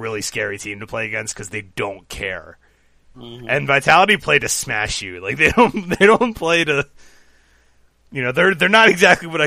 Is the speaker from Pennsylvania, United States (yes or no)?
yes; Philadelphia, Pennsylvania, United States; I've got the Flyers here in my hometown